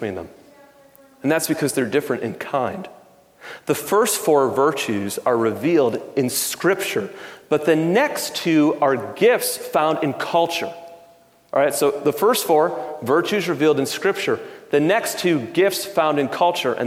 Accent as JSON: {"language": "English", "town": "Detroit", "region": "Michigan", "country": "United States", "tie": "born or raised there", "said": "I grew up in Detroit"}